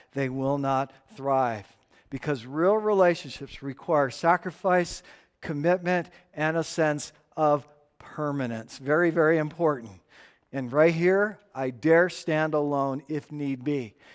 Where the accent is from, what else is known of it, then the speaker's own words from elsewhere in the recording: Tucson, Arizona, United States; now in Estes Park, United States; hundred and ten plus degree days growing up in Tucson